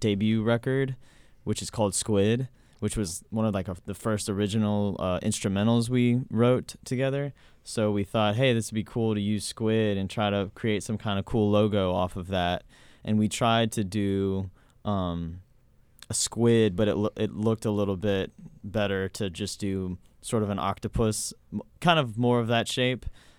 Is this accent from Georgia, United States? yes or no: yes; Atlanta, Georgia, United States; born or raised there; moved away as an adult; also born or lived in Statesboro, Georgia; now in Athens, United States